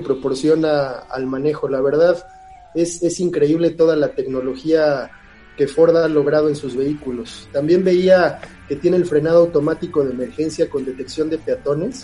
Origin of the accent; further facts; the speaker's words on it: Mexico; aquí en, nuestro país